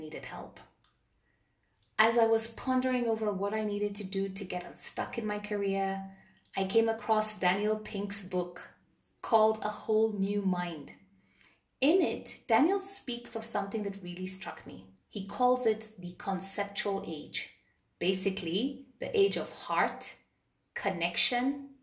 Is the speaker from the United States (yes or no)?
no; Kenya; I grew up in Kenya in the early 80s